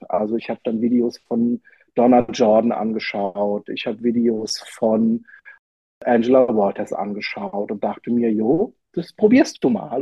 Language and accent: German; Rhineland-Palatinate, Germany; ich komme ja aus der Pfalz